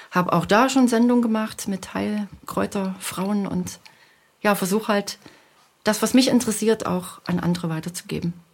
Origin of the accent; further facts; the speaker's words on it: Leipzig, Saxony, Germany; Ich komme ja aus der Region Leipzig, wo keine Berge sind.